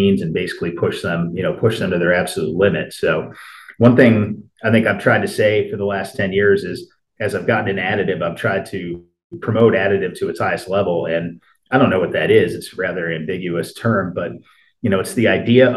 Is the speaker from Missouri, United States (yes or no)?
no; Hartford, Connecticut, United States; moved away as an adult; also born or lived in Clemson, South Carolina; I grew up outside of Hartford, Connecticut, and, you know, spent my childhood there